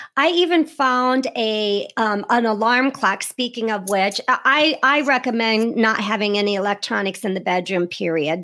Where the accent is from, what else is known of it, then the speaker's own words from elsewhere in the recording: Iowa, United States; I'm from Iowa, so right next to you there in, in Illinois